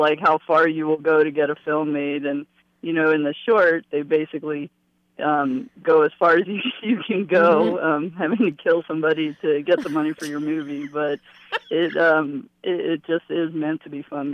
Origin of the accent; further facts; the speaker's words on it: Ohio, United States; now in Los Angeles, United States; I was a kid from Ohio